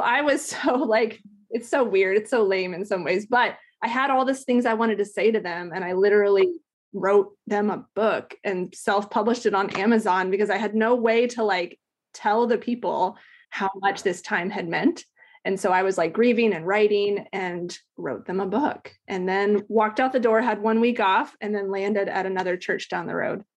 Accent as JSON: {"language": "English", "region": "Alaska", "country": "United States", "tie": "born or raised there", "also_born_or_lived": "Ohio", "said": "we moved up there when I was, like, nine. So I spent, like, a ton of time in Alaska"}